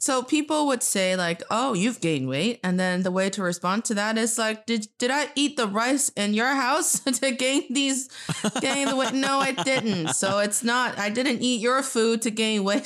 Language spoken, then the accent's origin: English; Northeast China, China; English is a second language; also born or lived in Charlotte, United States; now in Beijing, China; I am from the northeast part of China, and I'm speaking to you from Beijing, China.